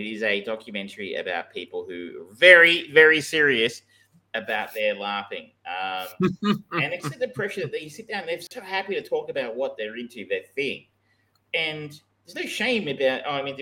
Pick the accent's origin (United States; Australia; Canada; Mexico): Australia